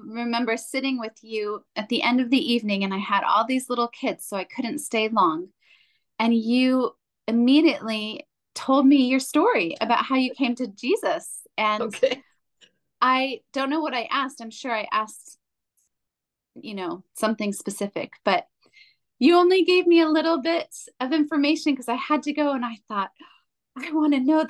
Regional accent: United States; now in Germany; as also an American who's married a German who's also living in Germany

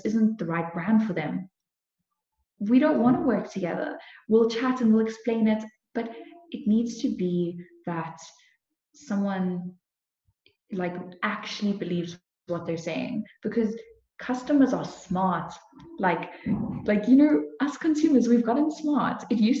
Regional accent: Cape Town, Western Cape, South Africa; moved away as an adult; now in Kempton Park, South Africa; I've always lived in Cape Town. I was always in Cape Town

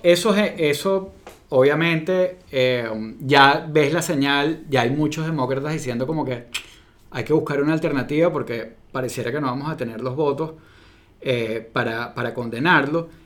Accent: Venezuela; now in United States; yo como venezolano-americano

